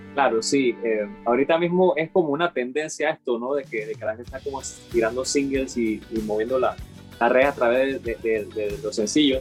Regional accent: Panama; somos panameños

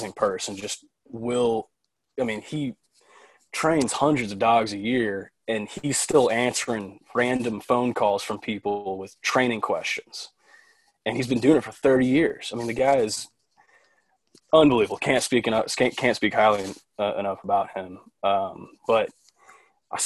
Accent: Dallas, Texas, United States; also born or lived in Oxford, Mississippi; I'm 24 from Dallas. I born and raised in Dallas

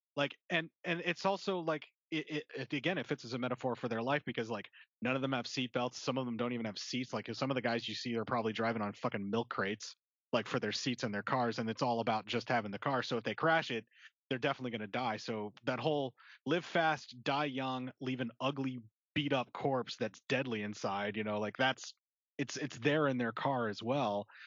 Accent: Pennsylvania, United States; now in Nebraska, United States; actually from PA and in, in, the Appalachia up there is, is where I grew up

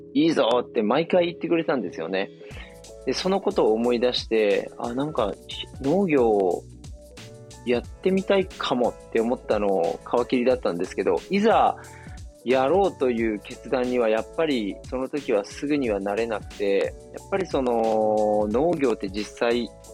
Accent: Miyazaki, Japan; moved away as an adult; also born or lived in Tokyo; あの地元の宮崎県に U ターンしまして

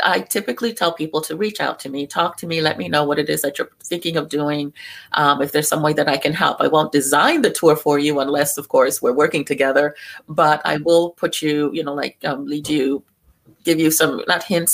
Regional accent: New York City, New York, United States; I was born in New York, I was born in Brooklyn

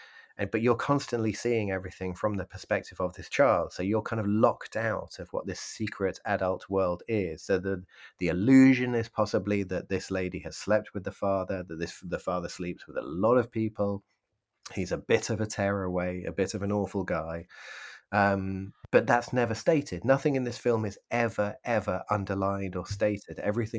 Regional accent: United Kingdom; I know that I'm British, but I'm just going to lump everyone in culturally together.

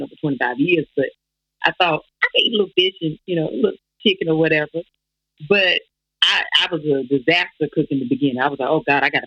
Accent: the South, United States; I'm from the South, so I'm a real Southern woman.

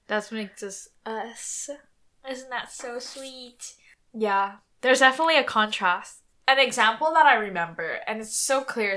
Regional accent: near Montreal, Quebec, Canada; we went to school near Montreal, so we kind of at school we grew up in that type of environment

